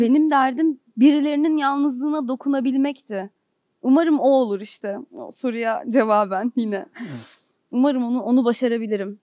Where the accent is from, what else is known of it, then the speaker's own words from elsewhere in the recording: Istanbul, Turkey; moved away as an adult; now in Ankara, Turkey; Benim hayatım İstanbul'da geçti. İstanbul'da doğdum, burada büyüdüm.